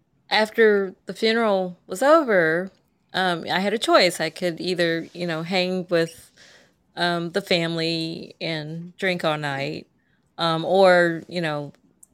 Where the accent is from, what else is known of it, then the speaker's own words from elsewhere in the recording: Kentucky, United States; moved away; I am from Kentucky